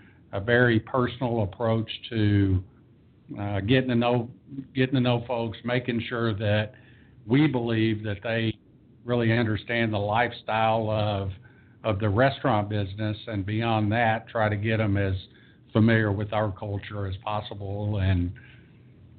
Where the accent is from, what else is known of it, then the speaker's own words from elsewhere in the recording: Denton, Texas, United States; opened a third store in my hometown, which is Denton, Texas